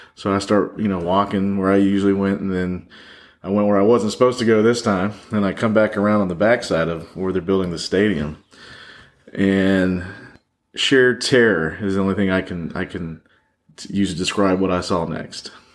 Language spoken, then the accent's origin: English; Orlando, Florida, United States; moved away; also born or lived in Michigan; I grew up in Orlando